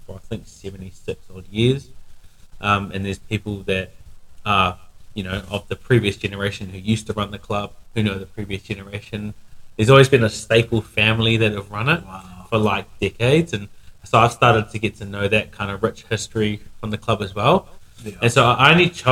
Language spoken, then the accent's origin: English; Wellington, New Zealand; moved away as an adult; now in Palmerston North, New Zealand; now here in Wellington, training a new person, so hanging out with the crew. That's in Wellie Hood, back in my hometown